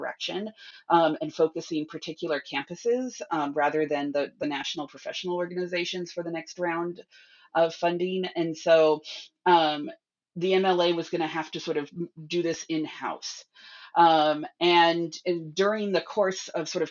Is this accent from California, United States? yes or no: yes; California, United States; moved away as an adult; also born or lived in New York / Bay Area; I am from California originally